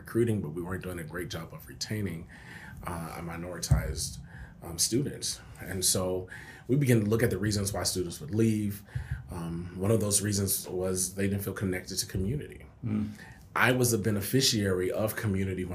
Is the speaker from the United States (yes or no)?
yes; San Antonio, Texas, United States; moved away as an adult; now in Lubbock, United States; I'm from San Antonio